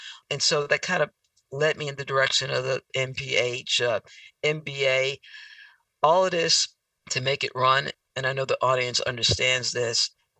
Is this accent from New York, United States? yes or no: yes; New York, United States; also born or lived in Georgia / Arizona / Tennessee; I'm from New York, spent a lot of time in Georgia, also spent some time in Arizona, spent some time in Tennessee for about 10 years. And now I'm back on the West Coast.